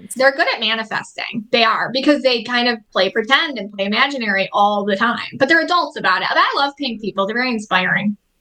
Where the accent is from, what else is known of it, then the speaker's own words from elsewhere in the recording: Buffalo, New York, United States; I'm from Buffalo, New York